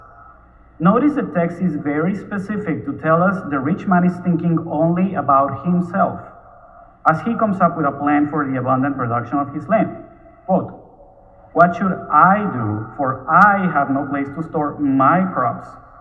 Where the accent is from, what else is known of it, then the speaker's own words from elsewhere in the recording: Bogotá, Bogotá Capital District, Colombia; moved away as an adult; also born or lived in Miami; now in Houston, United States; I was born in Bogota, Colombia, where I lived until I was 28. At that time, I moved first to Miami and then to Houston.